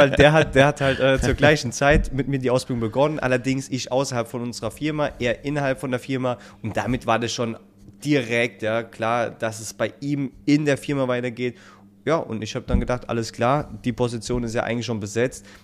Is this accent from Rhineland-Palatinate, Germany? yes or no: yes; Rhineland-Palatinate, Germany; now in Northern Germany; dass ich als Pfälzer hierher kommen darf in der hohen Norden.